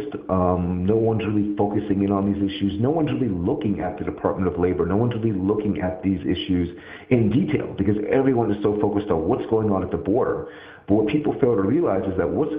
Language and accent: English; United States; as an American